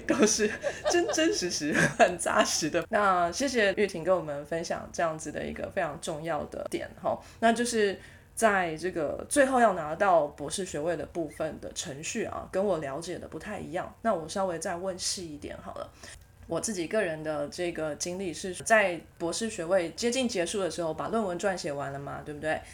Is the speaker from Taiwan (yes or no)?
yes; Taiwan; accent: Taiwanese accent; also born or lived in United Kingdom / United States; 我不想要改我的台湾口音